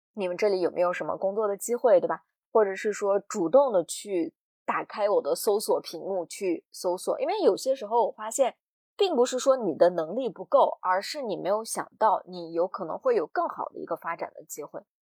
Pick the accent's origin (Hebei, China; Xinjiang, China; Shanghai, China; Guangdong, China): Xinjiang, China; 在我们新疆啊，女士生完孩子坐月子都是在自己妈妈家